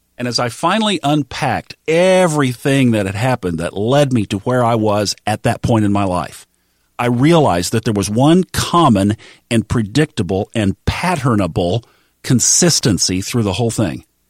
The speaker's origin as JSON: {"language": "English", "town": "Tulsa", "region": "Oklahoma", "country": "United States", "tie": "born or raised there", "said": "the Baptist church where I grew up in Tulsa, Oklahoma"}